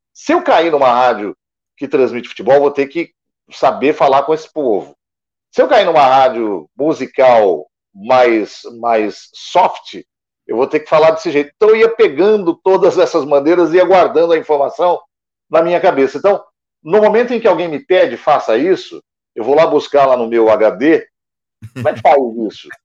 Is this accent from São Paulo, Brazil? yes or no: yes; Guarulhos, São Paulo, Brazil; now in São Paulo, Brazil; Eu é, sou de Guarulhos, que é na Grande São Paulo aqui, do ah. lado. Hoje eu moro na capital mesmo, mas eu sou de Guarulhos, na Grande São Paulo